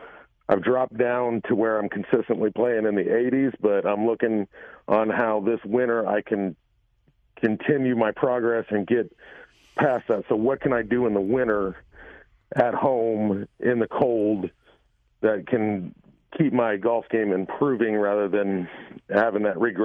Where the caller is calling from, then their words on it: Effingham, Illinois, United States; Effingham, Illinois.